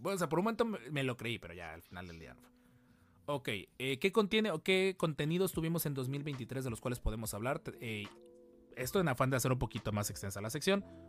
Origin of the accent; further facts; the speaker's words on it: Mexico; hay que sentirnos muy orgullosos como, como mexicanos